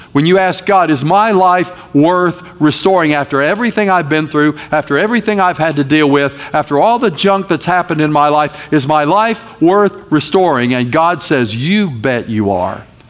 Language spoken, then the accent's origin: English; North Carolina, United States; I am from North Carolina